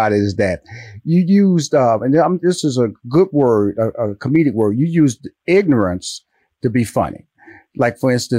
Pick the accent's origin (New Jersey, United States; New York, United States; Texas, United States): Texas, United States; Houston; I'm from Houston, Texas. I'm a Texas boy.